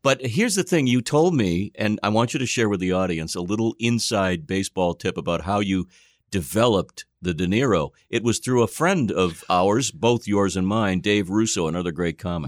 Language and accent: English; Boston, Massachusetts, United States; we're emanating from Boston, of course. Uh, that's, everybody knows now, that's where I'm from